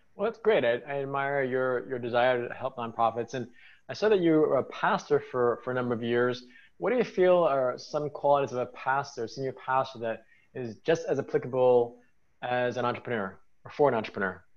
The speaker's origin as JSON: {"language": "English", "town": "New York City", "region": "New York", "country": "United States", "said": "I'm from New York City"}